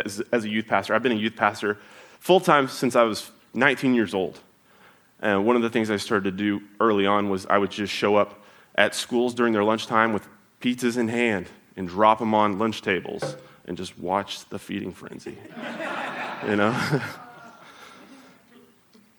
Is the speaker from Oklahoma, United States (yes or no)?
yes; Oklahoma, United States; moved away; Growing up, so I'm from Oklahoma